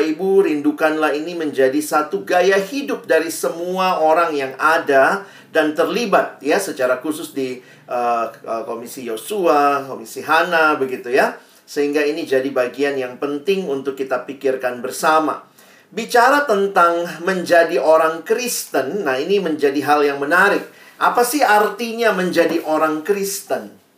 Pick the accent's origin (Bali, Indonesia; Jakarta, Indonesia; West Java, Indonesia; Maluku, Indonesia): Maluku, Indonesia; Ambon; Saya uh, kalau dari marga saya, saya ini orang Ambon. Papa saya Ambon, mama saya Manado Tionghoa.